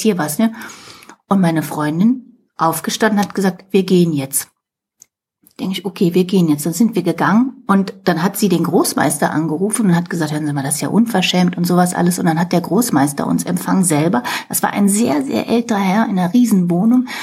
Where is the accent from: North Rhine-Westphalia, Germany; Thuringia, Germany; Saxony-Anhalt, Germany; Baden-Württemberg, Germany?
North Rhine-Westphalia, Germany; near Cologne; Ich bin also äh, in Deutschland geboren, in der Nähe von Köln.